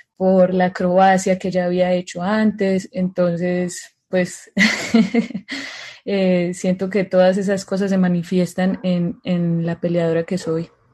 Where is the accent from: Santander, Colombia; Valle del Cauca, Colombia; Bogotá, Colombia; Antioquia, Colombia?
Antioquia, Colombia; Medellín; estar aquí en, mi tierrita. Yo soy de Medellín, Colombia